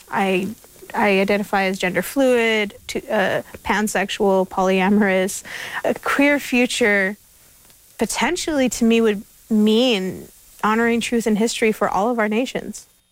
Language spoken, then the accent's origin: English; Indian Canyon, California, United States; I come from Indian Canyon, and I have ancestry from what we call Ohlone territory